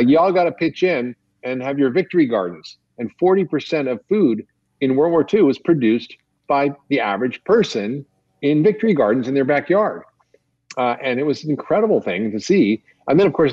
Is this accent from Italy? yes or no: no; Toronto, Ontario, Canada; when I was growing up in Toronto